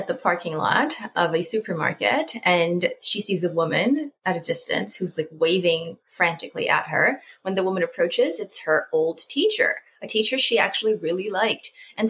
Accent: Salinas, California, United States; I am originally from Salinas, California.

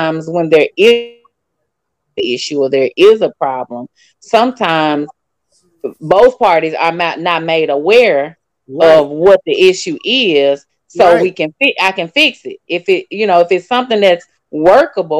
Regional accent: United States; I was born in America

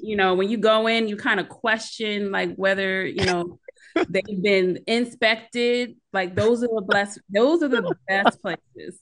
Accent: Philadelphia area, Pennsylvania, United States; accent: Philly; moved away as an adult; also born or lived in Chicago; I'm originally from the Philadelphia area.

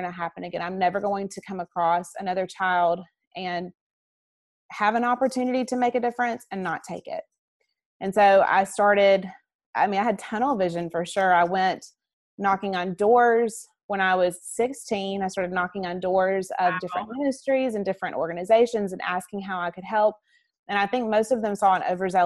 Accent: Alabama, United States; I'm from Alabama

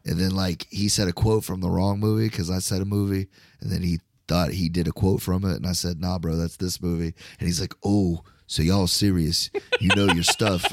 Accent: Florida, United States; I'm from Florida

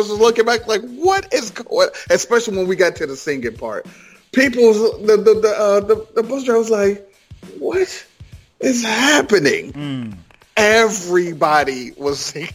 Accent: Ohio, United States; moved away; I'm originally from Ohio

